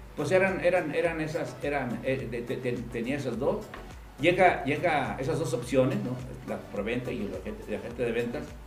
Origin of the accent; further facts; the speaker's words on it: Aguascalientes, Mexico; Soy de Aguascalientes. Mis padres son hidrocálidos